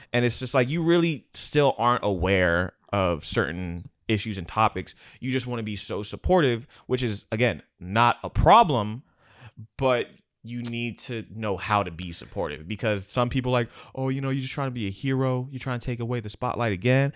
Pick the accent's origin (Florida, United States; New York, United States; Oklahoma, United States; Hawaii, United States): Hawaii, United States; I don't even know if I'm Hawaiian enough, but I'm from there